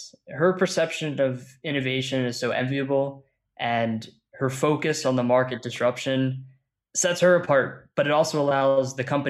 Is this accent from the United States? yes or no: no; Caracas, Capital District, Venezuela; born there; I was born in Caracas, Venezuela.